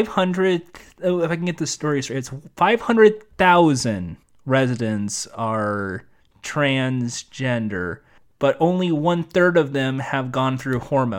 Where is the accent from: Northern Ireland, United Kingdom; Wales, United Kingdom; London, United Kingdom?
Wales, United Kingdom; He didn't really care much for my accent, but I'm proud of being from Wales.